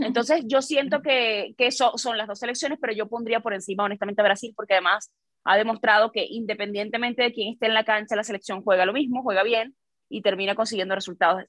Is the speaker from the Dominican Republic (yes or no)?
no; Venezuela; now in Mexico; también soy venezolana